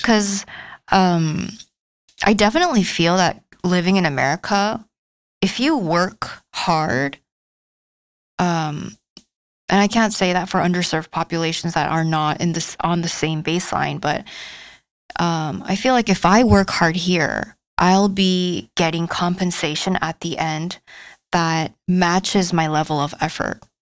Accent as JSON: {"language": "English", "country": "South Korea", "moved": "yes", "lives_now": "United States", "said": "I'm from South Korea and I'm 28 years old."}